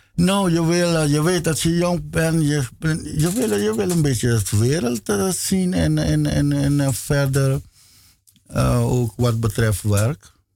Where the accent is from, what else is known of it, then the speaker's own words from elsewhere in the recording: Caribbean Netherlands; moved away; also born or lived in Aruba / Curaçao; ik ben eh, geboren op Aruba. Ik ben uh, mijn jeugdjaren had ik eh, gedaan op Bonaire.